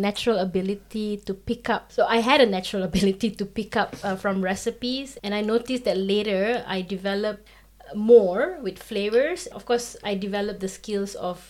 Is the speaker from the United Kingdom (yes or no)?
no; Malaysia; moved away as an adult; now in Kraków, Poland; raised as an Indian, but born in Malaysia